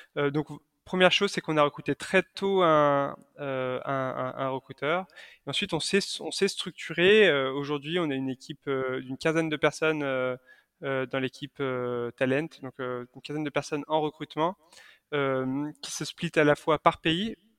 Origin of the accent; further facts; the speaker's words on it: Lyon, Auvergne-Rhône-Alpes, France; je suis originaire de Lyon